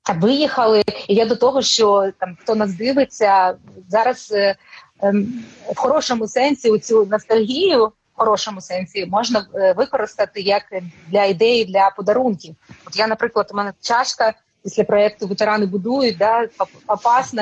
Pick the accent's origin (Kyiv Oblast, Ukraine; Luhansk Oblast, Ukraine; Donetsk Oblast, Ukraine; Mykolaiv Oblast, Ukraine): Luhansk Oblast, Ukraine; Novopskov; moved away as an adult; now in Kyiv, Ukraine; я народилася на Луганщині в Новопскові. І для мене це е, я жила там дуже довгий час, жила в Луганську і пізніше приїхала в Київ.